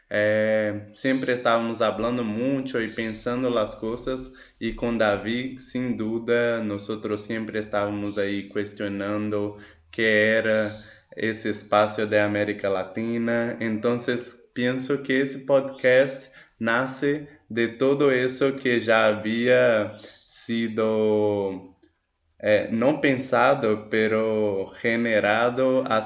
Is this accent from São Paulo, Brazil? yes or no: no; Belo Horizonte, Minas Gerais, Brazil; first language Portuguese; Spanish is a second language; yo soy aquí de la ciudad de Belo Horizonte, que está en la provincia de Minas Gerais, en Brasil